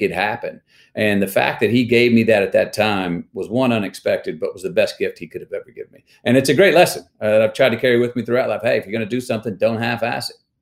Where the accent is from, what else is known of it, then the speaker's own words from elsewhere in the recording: Longview, Texas, United States; also born or lived in Uvalde, Texas; I was born in Uvalde, all right? And for this first nine years of my life in Uvalde, we left there to come to Longview